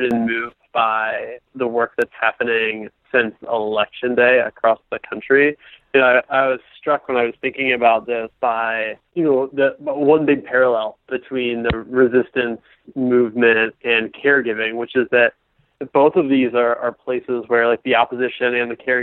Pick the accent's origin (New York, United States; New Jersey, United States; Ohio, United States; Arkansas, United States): Ohio, United States; I'm actually from Ohio